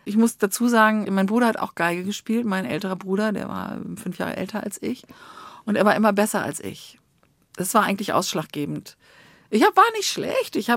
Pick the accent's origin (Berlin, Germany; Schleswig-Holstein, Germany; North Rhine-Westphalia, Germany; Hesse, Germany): North Rhine-Westphalia, Germany; Bonn; Ich äh, stamme aus Bonn. Ich bin in Bonn aufgewachsen.